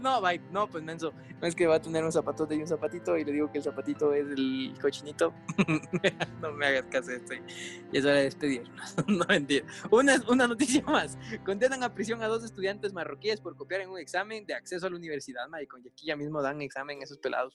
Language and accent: Spanish; Ecuador; somos ecuatorianos